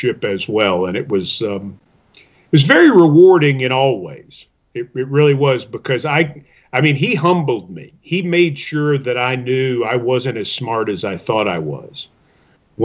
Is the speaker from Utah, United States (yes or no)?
no; Middle Tennessee, United States; I'm from East Tennessee, grew up in Middle Tennessee.